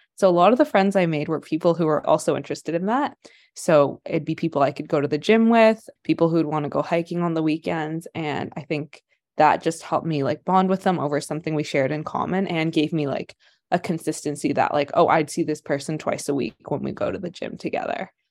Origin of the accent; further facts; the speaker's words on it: Ottawa, Ontario, Canada; moved away as an adult; also born or lived in Kingston; now in Vancouver, Canada; I spent my whole life, like, and Ottawa and then Kingston